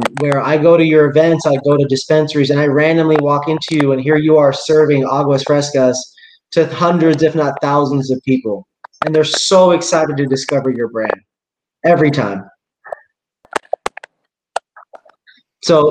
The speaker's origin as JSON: {"language": "English", "town": "Seattle", "region": "Washington", "country": "United States", "also_born_or_lived": "Houston, Texas", "said": "I come from Seattle"}